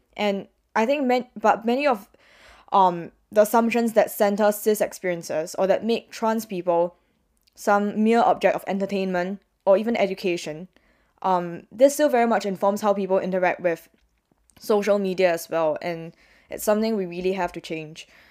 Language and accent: English; Singapore; moved away; as a Singaporean